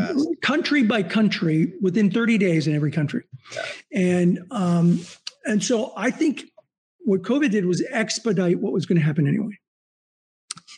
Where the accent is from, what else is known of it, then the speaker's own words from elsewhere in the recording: Southern California, United States; I grew up in Southern California